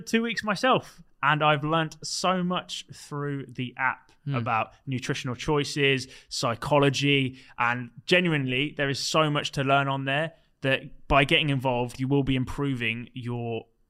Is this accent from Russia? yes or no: no; Leicester, East Midlands, United Kingdom